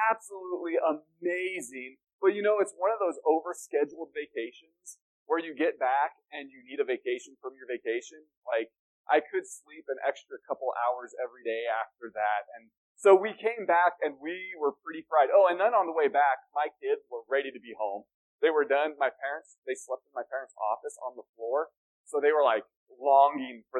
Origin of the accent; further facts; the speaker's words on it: Denver, Colorado, United States; moved away as an adult; also born or lived in Cheyenne, Wyoming; now in Flagstaff, United States; I grew up in Denver, spent 30 years of my life, 31 years of my life in the North Denver area